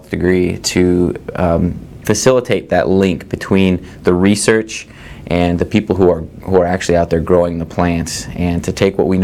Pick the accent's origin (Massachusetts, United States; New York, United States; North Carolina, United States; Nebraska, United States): Nebraska, United States; Lindsay; also born or lived in Lincoln, Nebraska; I'm originally from Nebraska, a small town in Nebraska called Lindsay, which is a couple hours away from Lincoln. I came to Lincoln after I graduated high school